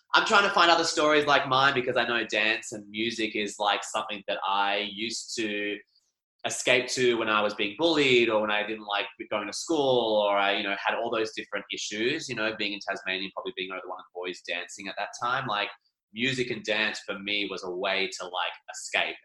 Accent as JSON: {"language": "English", "region": "Scotland", "country": "United Kingdom", "said": "we used to do Highland dancing as a family because we are Scottish"}